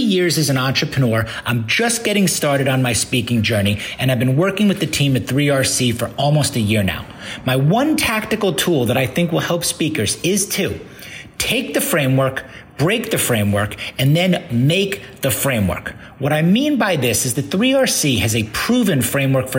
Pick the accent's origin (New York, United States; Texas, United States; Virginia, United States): Texas, United States; Houston; I'm from Houston, Texas